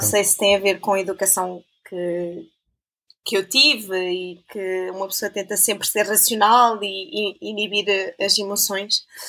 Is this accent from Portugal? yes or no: yes; Portugal; moved away as an adult; now in Switzerland; ser portuguesa faz parte daquilo que eu sou